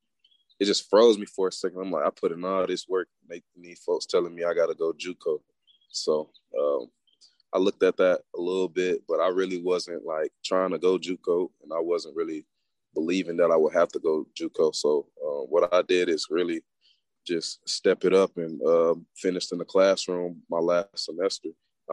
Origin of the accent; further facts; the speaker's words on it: East Point, Georgia, United States; now in Locust Grove, United States; Well, people that don't know, I'm from Atlanta, Georgia. It's the 404. I'm actually from East Point, College Park area, but like I moved around a lot as a kid, so I pretty much lived everywhere.